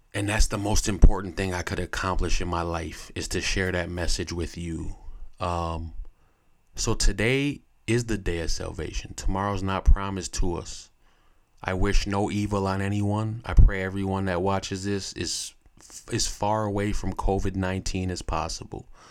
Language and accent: English; United States; as American people